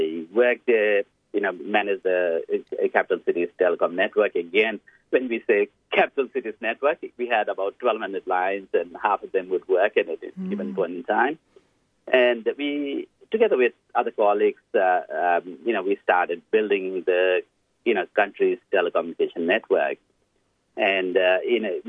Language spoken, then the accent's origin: English; Lamidara, Southern Bhutan, Bhutan; moved away as an adult; also born or lived in Paro, Bhutan; now in Blacktown, Australia; I grew up in Lamidara, a very remote village in Southern Bhutan